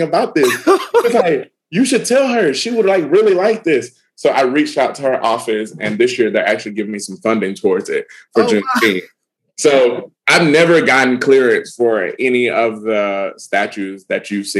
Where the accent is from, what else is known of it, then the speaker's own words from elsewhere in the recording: Alabama, United States; I'm from Alabama